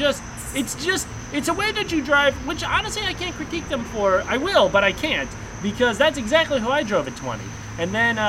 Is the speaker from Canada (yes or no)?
yes; Canada; We're Canadian.